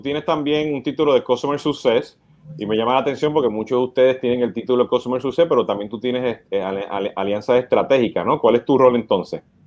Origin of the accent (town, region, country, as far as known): Puerto Rico